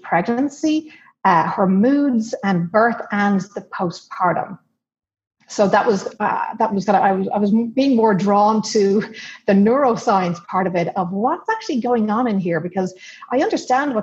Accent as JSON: {"language": "English", "country": "Ireland", "tie": "born or raised there", "moved": "as an adult", "lives_now": "United States", "said": "I grew up in Ireland and we've traveled all over the world, but we've settled back here in the US."}